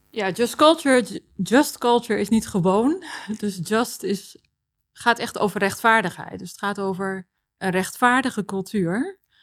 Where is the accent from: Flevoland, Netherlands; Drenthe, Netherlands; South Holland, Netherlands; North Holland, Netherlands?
North Holland, Netherlands; Texel; moved away as an adult; also born or lived in Amsterdam; ik heb eh, opgegroeid op Texel